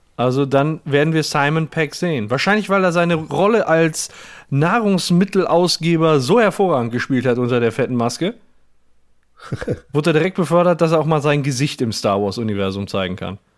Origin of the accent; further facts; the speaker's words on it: Gelsenkirchen, North Rhine-Westphalia, Germany; ich bin ja in Gelsenkirchen-Burg geboren